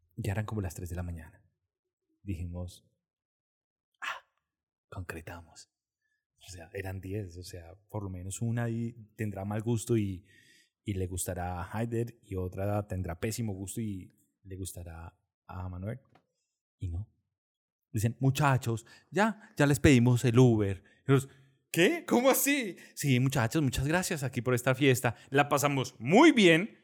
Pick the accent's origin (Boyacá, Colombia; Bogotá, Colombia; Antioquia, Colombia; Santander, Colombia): Bogotá, Colombia; nosotros como buenos cachacos